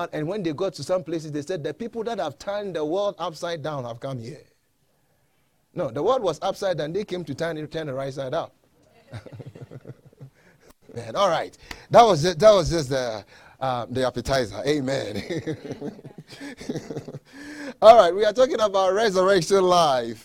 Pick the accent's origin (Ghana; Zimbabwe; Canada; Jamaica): Ghana; now in United States; I'm not originally from here. I was born in Ghana, West Africa